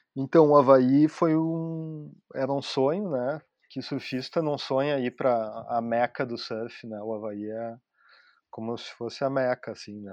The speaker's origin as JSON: {"language": "Portuguese", "town": "Torres", "region": "Rio Grande do Sul", "country": "Brazil", "tie": "born or raised there", "moved": "as an adult", "lives_now": "Portugal", "said": "Em Torres, onde eu, onde eu me criei"}